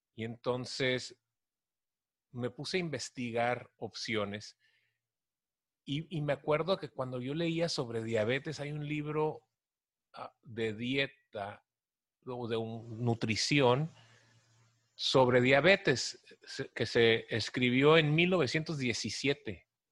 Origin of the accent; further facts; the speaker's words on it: Tijuana, Baja California, Mexico; soy de Tijuana